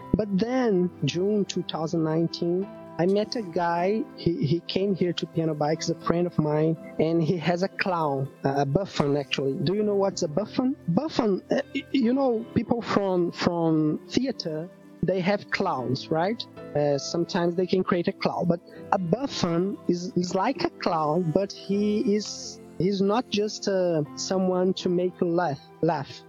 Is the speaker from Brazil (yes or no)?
yes; Belo Horizonte, Minas Gerais, Brazil; English is a second language; now in Rio de Janeiro, Brazil; I'm I'm from Minas Gerais. My my home count, my home city is Belo Horizonte, from the state of Minas Gerais. But I live in Rio de Janeiro